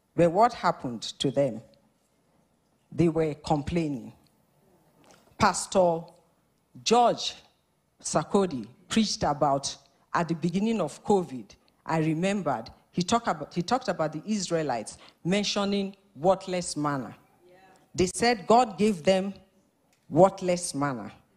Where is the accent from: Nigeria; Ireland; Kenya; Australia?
Nigeria; moved away as an adult; also born or lived in Scotland; now in Winnipeg, Canada; We're originally from Nigeria.